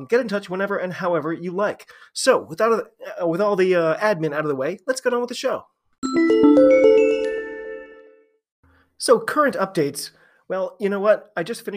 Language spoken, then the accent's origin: English; United States; I'm an American rugby fan